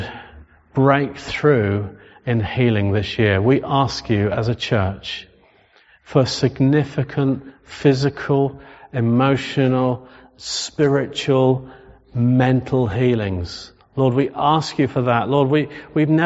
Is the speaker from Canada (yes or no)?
no; England, United Kingdom; We're English. We're Solihull.